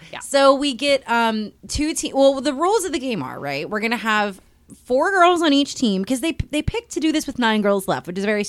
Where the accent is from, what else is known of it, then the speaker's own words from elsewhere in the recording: Pittsburgh, Pennsylvania, United States; I lived 15 minutes outside of Pittsburgh.